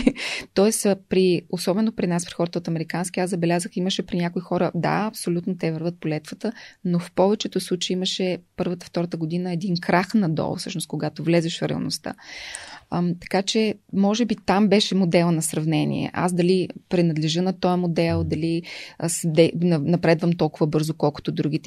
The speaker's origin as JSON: {"language": "Bulgarian", "town": "Velingrad", "region": "Pazardzhik Province", "country": "Bulgaria", "tie": "born or raised there", "also_born_or_lived": "Sofia / Blagoevgrad", "said": "В София съм родена, но във Велинград съм отраснала"}